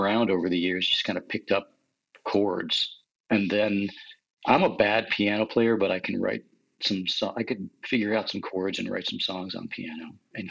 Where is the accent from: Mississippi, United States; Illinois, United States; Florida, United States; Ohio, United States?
Illinois, United States; Chicago; moved away as an adult; also born or lived in Los Angeles / Arizona; now in San Bernardino Mountains, United States; I'm from Chicago.